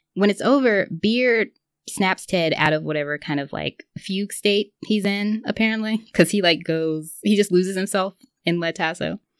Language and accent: English; the South, United States; I grew up in the South